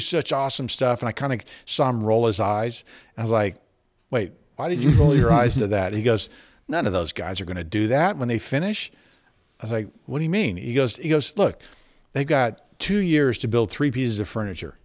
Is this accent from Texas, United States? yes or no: yes; Dallas, Texas, United States; now in Fort Worth, United States; I was from Dallas